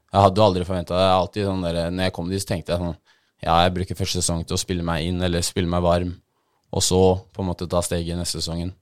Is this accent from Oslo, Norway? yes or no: yes; Oslo, Norway; also born or lived in Bodø; Jeg er fra Majorstuen